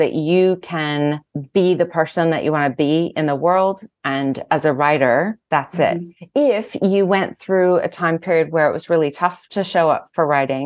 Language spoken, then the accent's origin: English; Southern California, United States; I grew up in Southern California